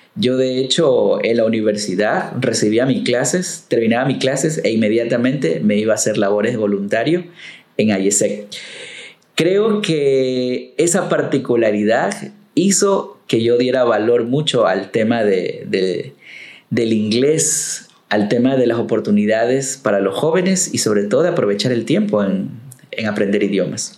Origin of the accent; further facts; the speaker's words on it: Manta, Manabí, Ecuador; a la ciudad, a mi pueblo, a mi gente